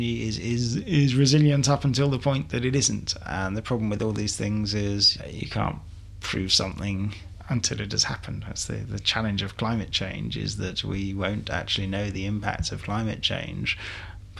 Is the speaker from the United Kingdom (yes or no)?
yes; London, United Kingdom; as a Londoner